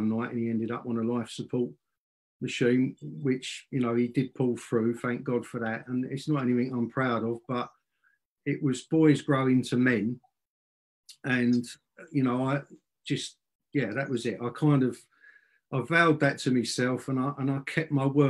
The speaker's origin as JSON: {"language": "English", "region": "London", "country": "United Kingdom", "tie": "born or raised there", "said": "I was born in South London, England. And I was born into a working class, rough and ready family"}